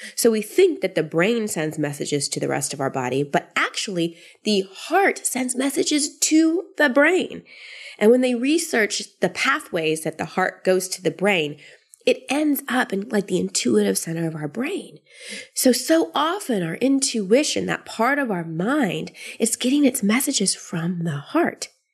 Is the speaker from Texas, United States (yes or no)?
yes; Austin, Texas, United States; moved away; Austin, which is my hometown where my family is